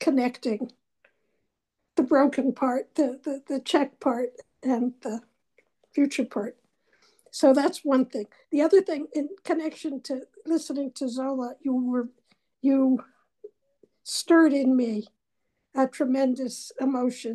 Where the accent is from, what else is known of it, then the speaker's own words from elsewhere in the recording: Northampton, Massachusetts, United States; I was born in 1942 in Northampton, Massachusetts